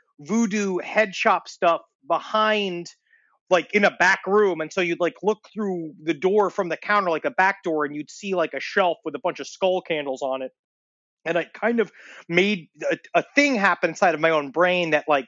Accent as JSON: {"language": "English", "town": "New York City", "region": "New York", "country": "United States", "tie": "born or raised there", "said": "when I was growing up in Queens, we had an influx of the Haitian population"}